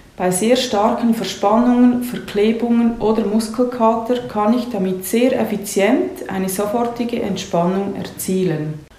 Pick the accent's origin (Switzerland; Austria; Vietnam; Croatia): Switzerland; Horw, Lucerne; Aufgewachsen bin ich in Horb bei Luzern